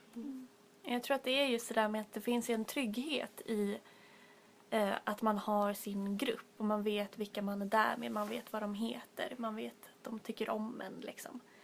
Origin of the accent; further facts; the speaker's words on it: Stockholm, Stockholm County, Sweden; vi är tre stockholmare här idag